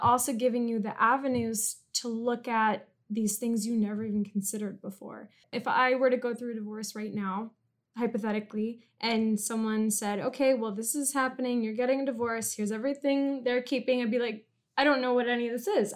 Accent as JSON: {"language": "English", "region": "California", "country": "United States", "moved": "as an adult", "said": "I'm from California and I moved here when my boyfriend got a job in journalism"}